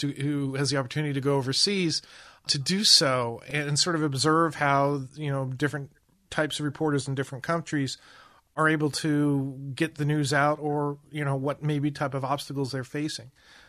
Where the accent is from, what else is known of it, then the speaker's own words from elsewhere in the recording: United States; it was a really eye-opening experience for me as an American journalist.